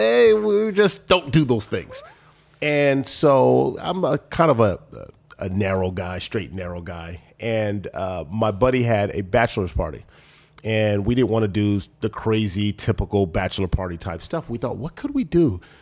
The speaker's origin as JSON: {"language": "English", "town": "Los Angeles", "region": "California", "country": "United States", "tie": "born or raised there", "said": "I think about the struggles personally that I had growing up in South Central Los Angeles and Crenshaw, and then just moving my way up."}